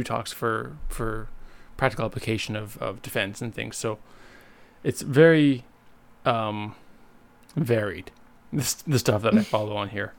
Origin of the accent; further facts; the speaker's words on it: Winnipeg, Manitoba, Canada; moved away as an adult; now in Montreal, Canada; Winnipeg because it's my hometown